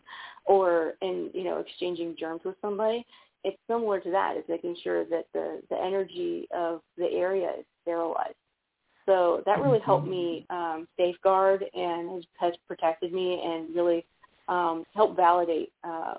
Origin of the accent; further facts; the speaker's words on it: outside Birmingham, rural Alabama, United States; accent: Southern; there's a lot of that craziness in the middle of, like, nowhere, Alabama